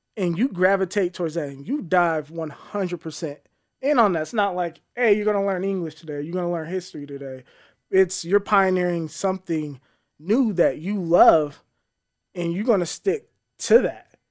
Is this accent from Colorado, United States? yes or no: yes; Colorado Springs, Colorado, United States; born and raised in Colorado Springs